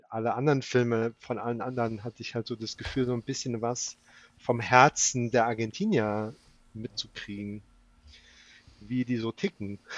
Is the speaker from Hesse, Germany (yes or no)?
yes; Frankfurt, Hesse, Germany; ich bin, ich bin in, in Frankfurt aufgewachsen